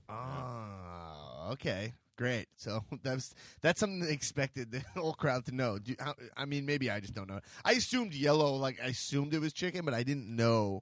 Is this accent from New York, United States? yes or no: yes; New York, United States; I'm from New York